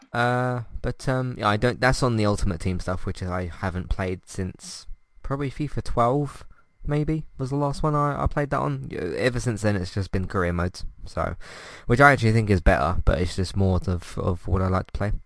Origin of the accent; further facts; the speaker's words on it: United Kingdom; us British people